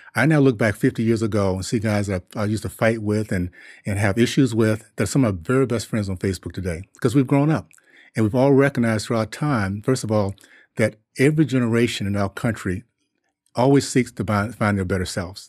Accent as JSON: {"language": "English", "town": "Tallahassee", "region": "Florida", "country": "United States", "tie": "born or raised there", "also_born_or_lived": "Columbus, Ohio / Liberia", "said": "I grew up in Tallahassee in the '60s"}